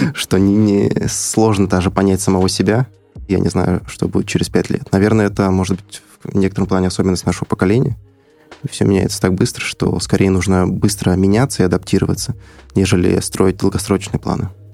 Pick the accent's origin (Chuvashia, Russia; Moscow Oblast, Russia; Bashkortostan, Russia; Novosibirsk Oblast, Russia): Bashkortostan, Russia; Iglino; moved away as an adult; now in Moscow, Russia; я сам из села, села Иглино, это э, село находится рядом с Уфой